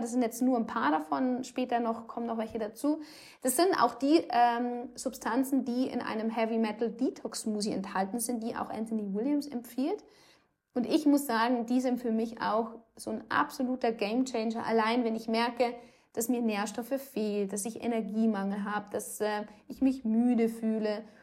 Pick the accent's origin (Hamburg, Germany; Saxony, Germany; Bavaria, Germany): Bavaria, Germany; Rosenheim; bei uns in Rosenheim